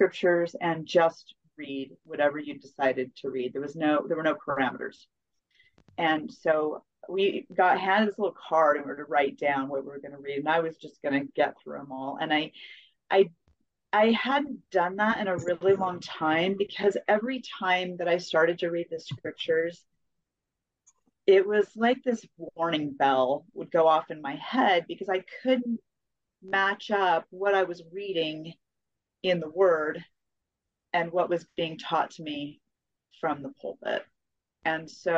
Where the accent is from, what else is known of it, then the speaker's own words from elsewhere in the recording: Colorado, United States; also born or lived in New Mexico; I was raised in Colorado mostly, and some in New Mexico